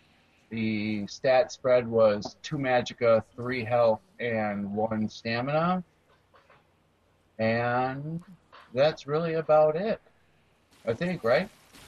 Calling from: Lake Mills, Wisconsin, United States; Lake Mills, Wisconsin, just south of Madison.

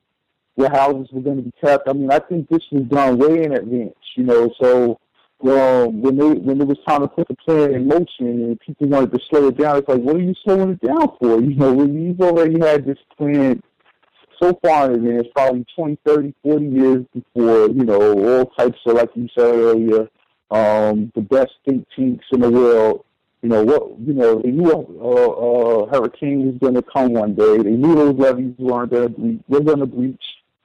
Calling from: New York, United States; from New York.

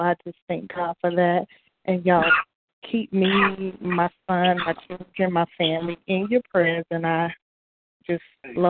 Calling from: North Carolina, United States; I'm calling in from North Carolina.

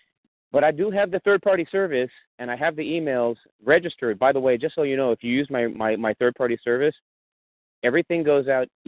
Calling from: California, United States; I'm actually calling from California, the state of California

